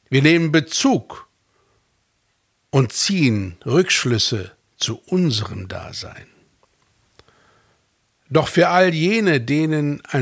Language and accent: German; Fulda, Hesse, Germany; born there; also born or lived in Norway / United States; Denn ich bin in Deutschland geboren. So. Und jetzt? Jetzt sollte ich es mir aussuchen. Norwegen, Stavanger, Louisiana, New Orleans, Hessen, Fulda.